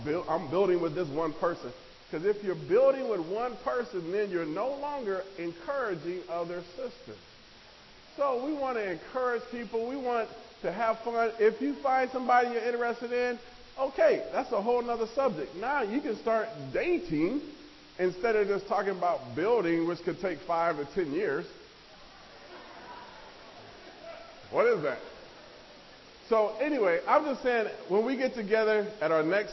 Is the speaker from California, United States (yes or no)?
no; Nebraska, United States; moved away; I grew up in Nebraska